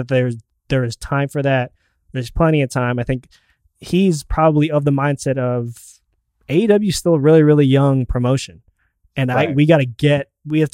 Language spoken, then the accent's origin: English; Canada; my Canadian brethren